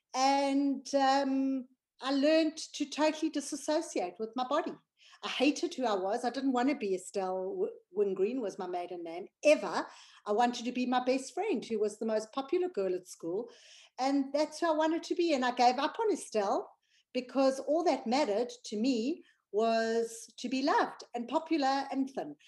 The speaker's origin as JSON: {"language": "English", "country": "South Africa", "moved": "yes", "lives_now": "United Kingdom", "said": "I'm from South Africa but I live in the United Kingdom."}